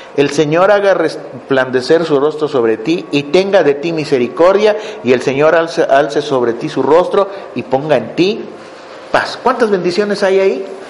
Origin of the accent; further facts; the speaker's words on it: Mexico; moved away; Yo soy mexicano